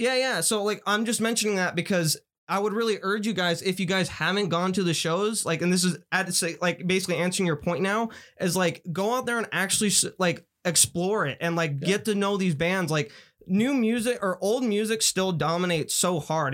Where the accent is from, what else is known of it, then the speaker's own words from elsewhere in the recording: Las Vegas, Nevada, United States; we're the first generation of like real kids to like really come out of Vegas